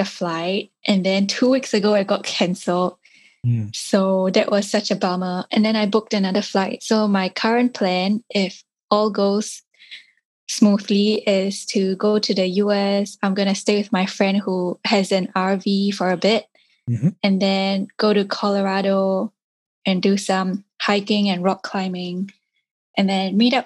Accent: Singapore; I grew up in Singapore, which is an urban city

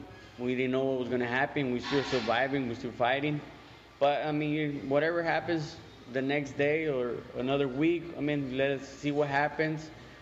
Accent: Salinas, California, United States; I grew up right here in Salinas.

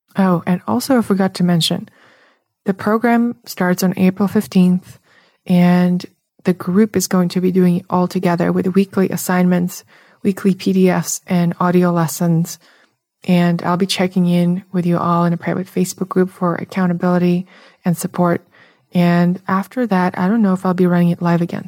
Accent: Russia; English is a second language; moved away; also born or lived in San Francisco / New York; I'm from Russia, if you're noticing the accent.

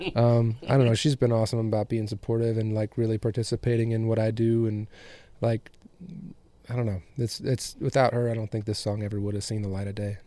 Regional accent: West Michigan, United States; moved away; also born or lived in Chicago, Illinois; I was born in Chicago and grew up in West Michigan

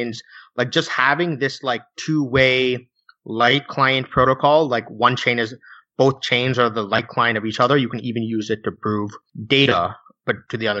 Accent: United States; I'm an American.

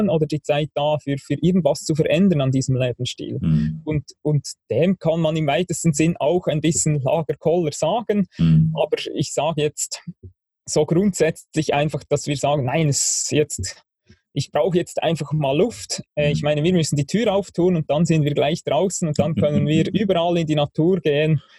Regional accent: Bern, Switzerland; Ja, also ich bin Schweizer, ich bin in der Schweiz aufgewachsen, im Berner Oberland, am Thunersee.

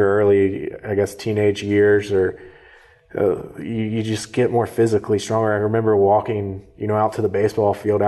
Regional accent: Jacksonville, Florida, United States; also born or lived in Valdosta, Georgia; initially I grew up in Valdosta, Georgia, and then about third grade moved to Jacksonville

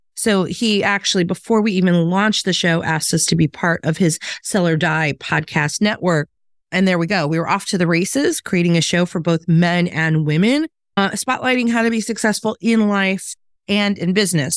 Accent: Chicago, Illinois, United States; moved away as an adult; also born or lived in the South (US); my hometown of Chicago

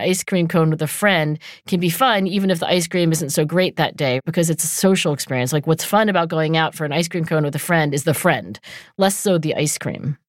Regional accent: New Jersey, United States; I also lived in New Jersey

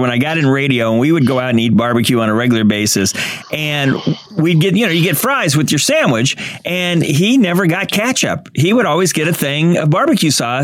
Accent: Kansas City, Missouri, United States; I'm from Kansas City

